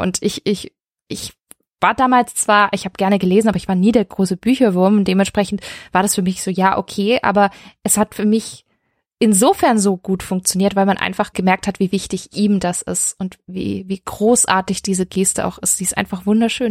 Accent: Stuttgart, Baden-Württemberg, Germany; ich komme aus Stuttgart

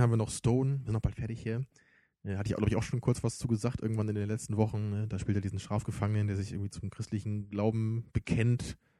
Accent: Germany; für uns als Deutsche

